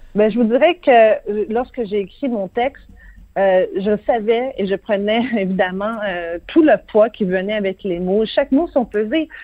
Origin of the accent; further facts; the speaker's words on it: Quebec, Canada; chez nous, au Québec